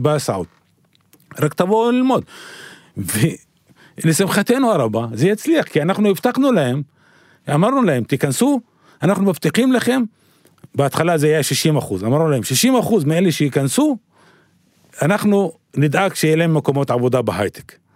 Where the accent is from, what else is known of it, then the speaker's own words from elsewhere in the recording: Arraba, Northern District, Israel; אני מגיע מעראבה, בגליל, נשוי ואב לארבעה